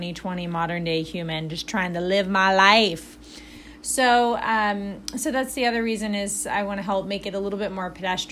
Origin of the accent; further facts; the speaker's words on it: Alabama, United States; also born or lived in Chicago / Indiana; now in Indianapolis, United States; I'm from Alabama